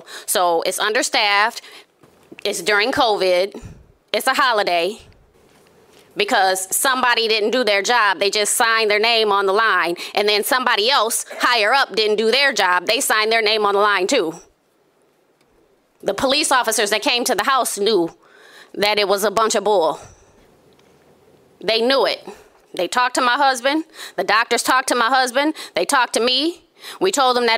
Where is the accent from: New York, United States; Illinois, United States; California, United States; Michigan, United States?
Michigan, United States; Grand Rapids; Born and raised in Grand Rapids